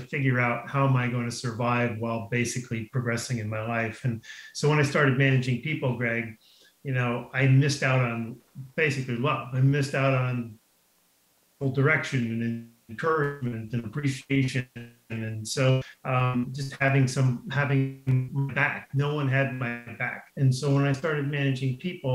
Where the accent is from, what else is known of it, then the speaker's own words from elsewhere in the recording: Garden City, New York, United States; moved away as an adult; now in La Jolla, United States; I grew up in Garden City, Long Island